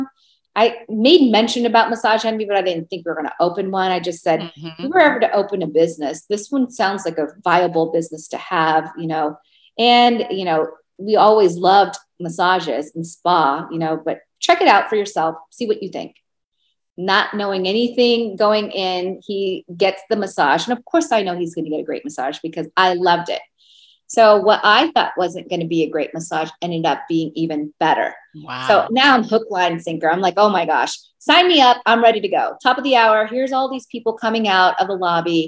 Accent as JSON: {"language": "English", "town": "Seattle", "region": "Washington", "country": "United States", "also_born_or_lived": "Georgia", "moved": "as an adult", "lives_now": "Las Vegas, United States", "said": "I'm from Seattle"}